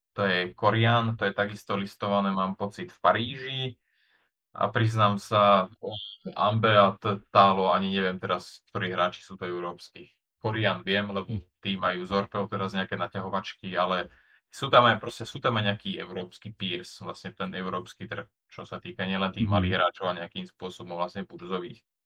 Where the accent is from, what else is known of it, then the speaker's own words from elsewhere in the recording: Slovakia; ja som z malej dediny na Slovensku